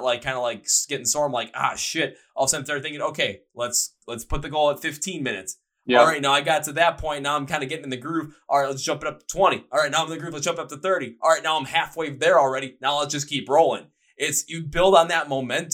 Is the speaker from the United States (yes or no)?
yes; Milwaukee, Wisconsin, United States; I'm from Milwaukee. I'm from where beer lives